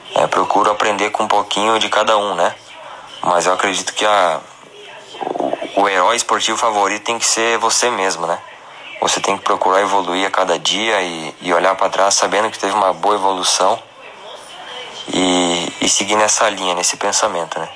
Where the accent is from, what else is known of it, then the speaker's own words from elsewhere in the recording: Vacaria, Rio Grande do Sul, Brazil; also born or lived in Caxias do Sul; sou natural de Vacaria, Rio Grande do Sul